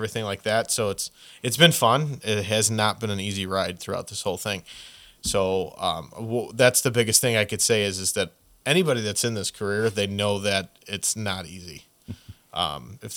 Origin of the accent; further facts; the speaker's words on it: Elmwood Park, United States; I started at another company out from where I grew up in Elmwood Park